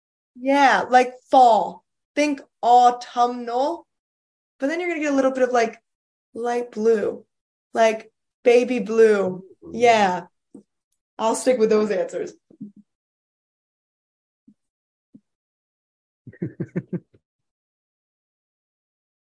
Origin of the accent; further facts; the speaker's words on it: Philadelphia, Pennsylvania, United States; Philadelphia, because it's my hometown